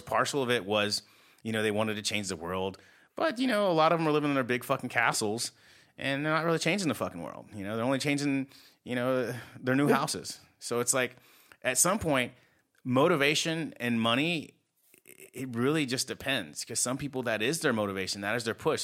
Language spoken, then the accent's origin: English; United States; I'm American